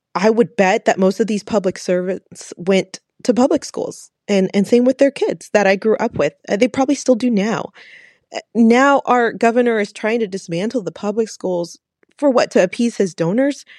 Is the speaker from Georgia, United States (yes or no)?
no; Fort Worth, Texas, United States; I'm from Fort Worth, Texas